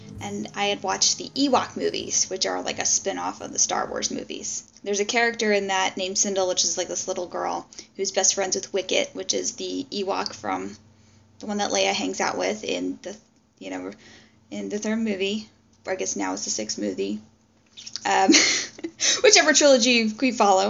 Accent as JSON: {"language": "English", "region": "Maryland", "country": "United States", "said": "I'm originally from the Metro DC area, from the Maryland side"}